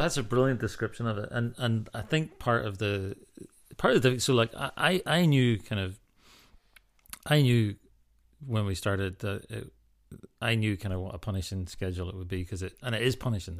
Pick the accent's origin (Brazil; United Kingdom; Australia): United Kingdom; Ballycastle, Northern Ireland; moved away; also born or lived in Scotland / America; growing up in Northern Ireland and living in Scotland